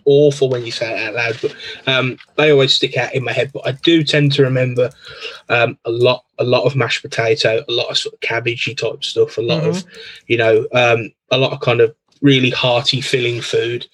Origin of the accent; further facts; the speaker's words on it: Birmingham, West Midlands, United Kingdom; I'm from Birmingham in the UK. So um, yeah, born here, grew up here, um, live here now still